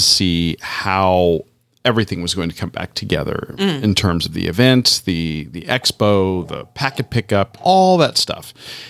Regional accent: Tampa, Florida, United States; moved away; my hometown of Tampa, Florida.

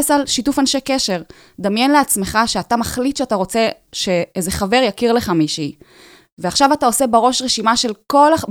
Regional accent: Tel Aviv, Tel Aviv District, Israel; כן, אני מתל אביב.

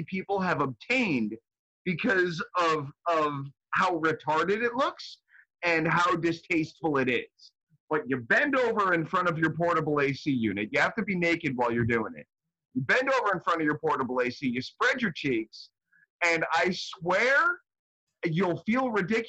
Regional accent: United States; as an American

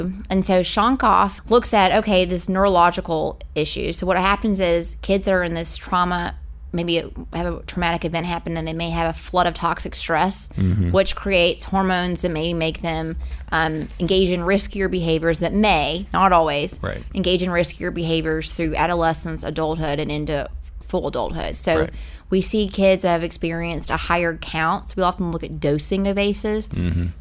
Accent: Louisville, Kentucky, United States; also born or lived in Glasgow, Kentucky; I'm from Louisville, Kentucky originally, which is a pretty large metropolitan city. But I grew up a lot of my time in my childhood in Glasgow, Kentucky

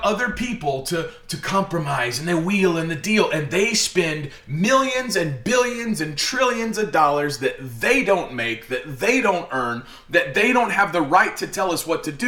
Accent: United States; growing up in America, I was born in 85, I'm a millennial

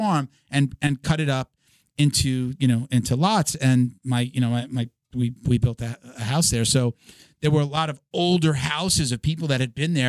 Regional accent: Medford, New York, United States; I grew up like an hour outside of the city in an area called Medford, Most people know Patchogue. I grew up in Medford. And like next to my house was a good like almost acre of just woods.

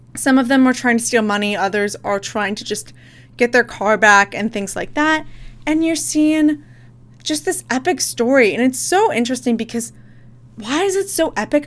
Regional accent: United States; I'm American

